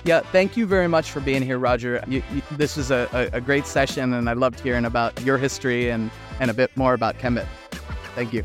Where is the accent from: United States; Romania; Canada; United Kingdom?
United States; as an American